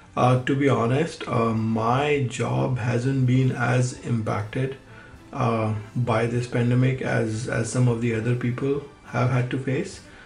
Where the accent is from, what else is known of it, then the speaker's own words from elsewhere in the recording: Udaipur, Rajasthan, India; moved away as an adult; now in Los Angeles, United States; I grew up in Udaipur in a joint family